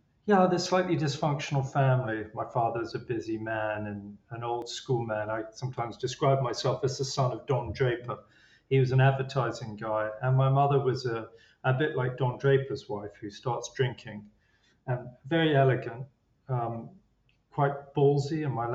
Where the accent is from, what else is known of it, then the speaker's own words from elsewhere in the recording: England, United Kingdom; Being English, I was, probably downplayed it.